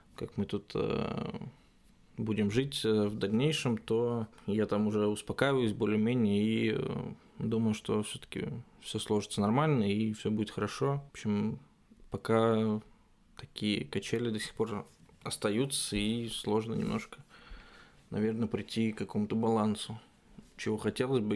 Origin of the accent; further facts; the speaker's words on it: Russia; moved away as an adult; now in Germany; из России